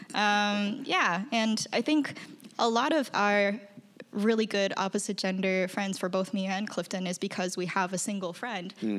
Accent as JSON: {"language": "English", "country": "China", "moved": "yes", "lives_now": "United States", "said": "I'm from China."}